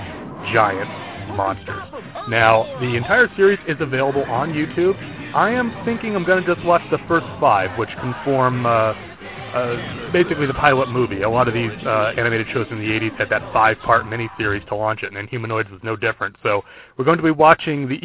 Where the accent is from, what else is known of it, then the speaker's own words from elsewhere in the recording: Brewster, New York, United States; my local library growing up in the small town of Brewster, New York